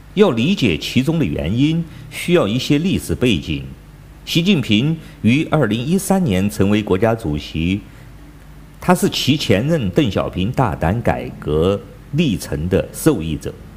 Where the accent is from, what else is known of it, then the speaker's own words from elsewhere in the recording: China; 我是来自中国大陆的